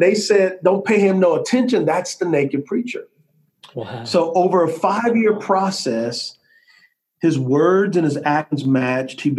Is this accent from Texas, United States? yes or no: yes; San Antonio, Texas, United States; I grew up in San Antonio, Texas